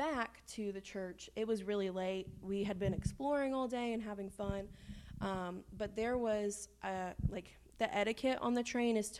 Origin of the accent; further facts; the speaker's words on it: Shepherdsville, Kentucky, United States; also born or lived in Frankfort, Kentucky; we're from Kentucky